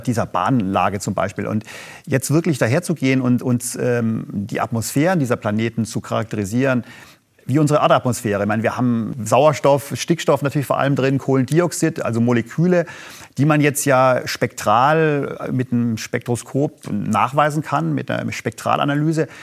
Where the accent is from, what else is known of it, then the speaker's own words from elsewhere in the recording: Germany; als Deutsche